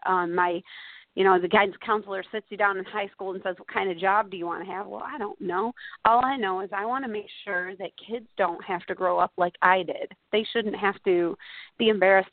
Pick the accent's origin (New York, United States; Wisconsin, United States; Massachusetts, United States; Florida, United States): New York, United States; Bridgewater; I grew up in a really small town in southern Oneida County in the center of upstate New York, a little town called Bridgewater